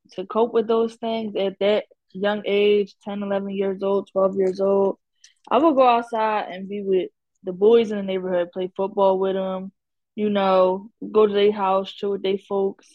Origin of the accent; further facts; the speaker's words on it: Philadelphia, Pennsylvania, United States; also born or lived in Atlanta; I'm from Philly.